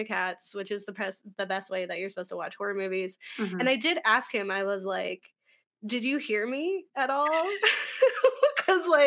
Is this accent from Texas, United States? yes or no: no; Philadelphia, Pennsylvania, United States; we're from Philly